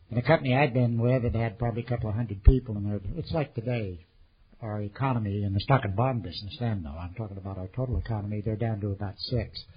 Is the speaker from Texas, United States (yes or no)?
no; California, United States; also born or lived in Sacramento; I was born there in 1910, a long time before Jan arrived. And uh, we moved up to the Bay Area, and I lived in Marin County and San Francisco and Oakland and Berkeley.